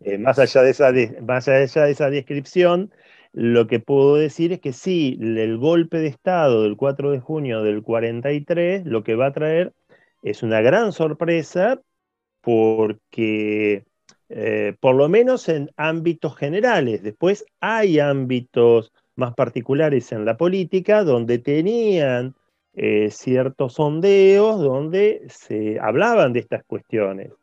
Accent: Lomas de Zamora, Buenos Aires Province, Argentina; soy Loma de Zamora

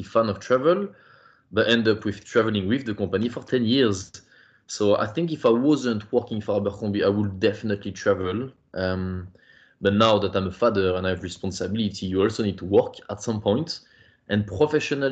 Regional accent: Parisian suburb, Île-de-France, France; also born or lived in Ireland / Belgium; I come from the Parisian suburb

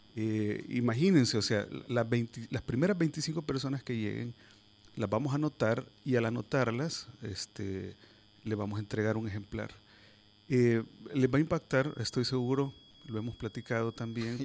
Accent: El Salvador; nosotros como sociedad, como salvadoreños

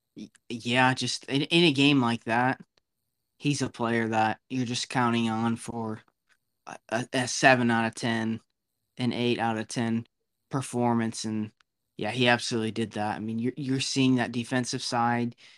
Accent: United States; as an American

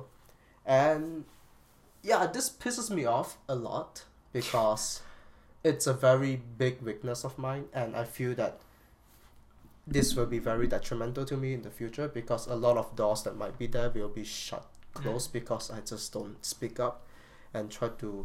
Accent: Malaysia; English is a second language; myself as a Malaysian

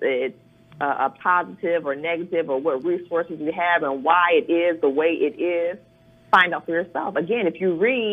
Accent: Chicago, Illinois, United States; now in Anacostia, United States; I grew up there in Chicago, on the south side of Chicago

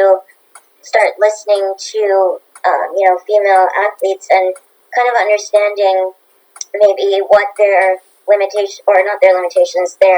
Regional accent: Bermuda; also born or lived in Canada; I do represent Bermuda, which is my home country

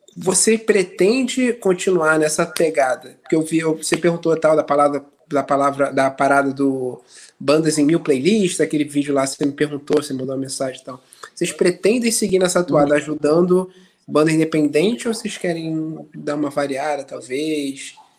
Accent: Brazil; moved away

